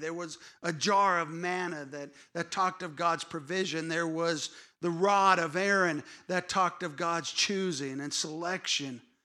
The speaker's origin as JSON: {"language": "English", "region": "California", "country": "United States", "tie": "born or raised there", "said": "I grew up in California"}